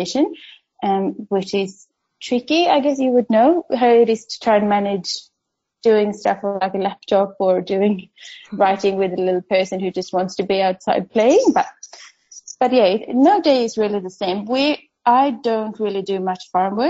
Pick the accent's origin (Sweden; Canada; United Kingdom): Sweden; moved away as an adult; also born or lived in Stockholm, Sweden / Perth, Australia; now in Western Australia, Australia; when I was growing up in Sweden